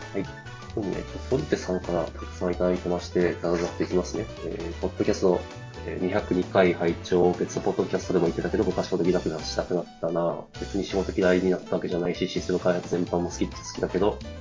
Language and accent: Japanese; Tohoku, Japan; moved away; 東北出身者